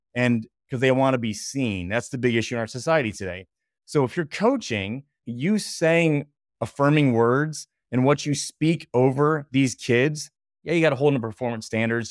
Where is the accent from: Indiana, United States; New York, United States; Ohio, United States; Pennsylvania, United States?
Ohio, United States; Bryan; I grew up playing in Northwest Ohio, small town called Bryan